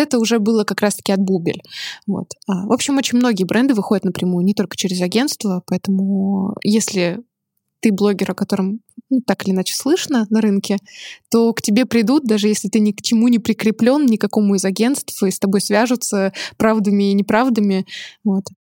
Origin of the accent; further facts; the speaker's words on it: Chelyabinsk, Chelyabinsk Oblast, Russia; moved away as an adult; also born or lived in Saint Petersburg; я выросла в Челябинске, это не очень модный город